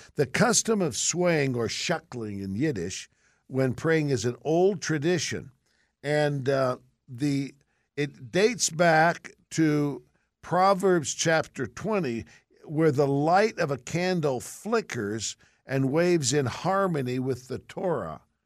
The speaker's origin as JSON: {"language": "English", "town": "San Francisco", "region": "California", "country": "United States", "tie": "born or raised there", "said": "Growing up in San Francisco, we weren't poor, poor, but we didn't have a lot of money"}